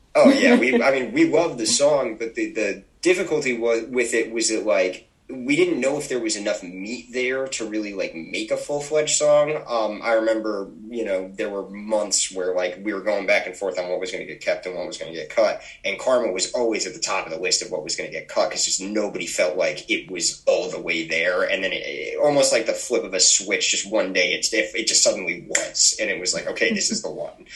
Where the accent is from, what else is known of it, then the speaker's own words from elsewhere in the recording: Naugatuck, Connecticut, United States; we're from Naugatuck, Connecticut, which is, uh, if you're not aware, a tiny little uh, borough that's attached to Waterbury